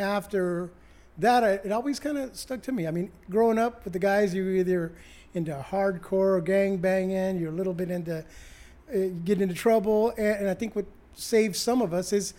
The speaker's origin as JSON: {"language": "English", "town": "Long Beach", "region": "California", "country": "United States", "tie": "born or raised there", "said": "Grew up in Long Beach here. LBC on the west side of Long Beach"}